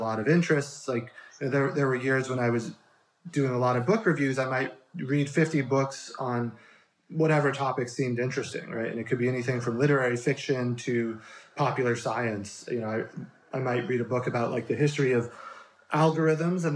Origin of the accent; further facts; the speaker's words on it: Colorado, United States; moved away as an adult; also born or lived in Chicago / New York City; now in Bay Area, United States; I grew up in Colorado mostly, and then only moved to the Bay Area as an adult with my wife